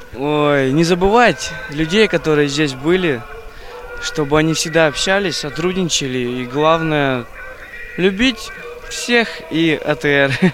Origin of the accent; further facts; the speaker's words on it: Krutikhinsky District, Altai Krai, Russia; Я с Крутихинского района